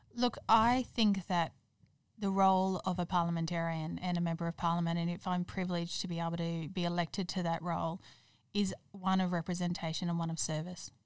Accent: Toowoomba, Queensland, Australia; moved away as an adult; also born or lived in Perth; now in Brisbane, Australia; I grew up in Toowoomba, moved down here to Brisbane to go to university

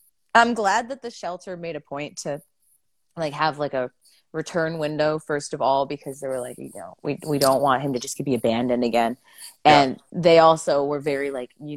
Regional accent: Michigan, United States; now in Nashville, United States; I'm like, Michigan. I'm from Michigan.

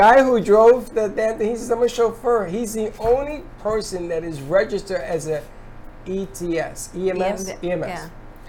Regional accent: Puerto Rico; moved away; I grew up in Puerto Rico and I played football there

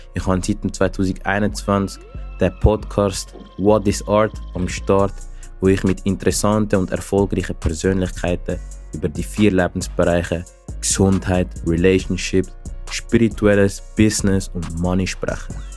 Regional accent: Zurich, Switzerland; ich komme aus Zürich

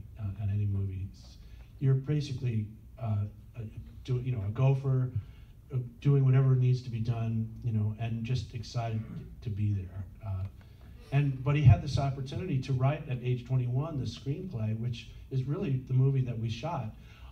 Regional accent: New Jersey, United States; Disco-themed idea, you know, growing up in New Jersey and going to the disco.

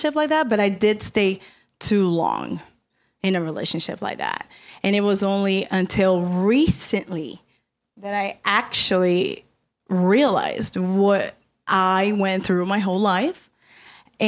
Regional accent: Brazil; moved away; I come from Brazil. I was born and raised in Brazil.

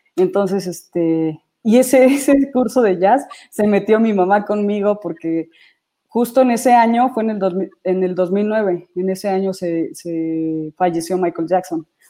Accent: Querétaro, Mexico; also born or lived in Celaya, Guanajuato; yo nací en la ciudad de, Celaya, Guanajuato, pero mi papá desde, bueno, más bien mi familia, eh, nos mudamos a Querétaro

